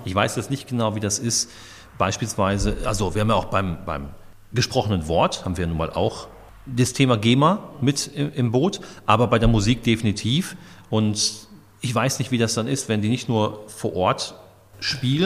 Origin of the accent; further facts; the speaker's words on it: Dortmund, North Rhine-Westphalia, Germany; now in Steinfurt, Germany; ich komme aus Dortmund